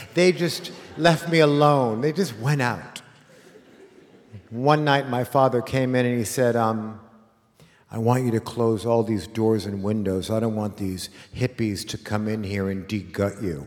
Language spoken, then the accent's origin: English; Los Angeles, California, United States; a kid like me in 1970, growing up in Los Angeles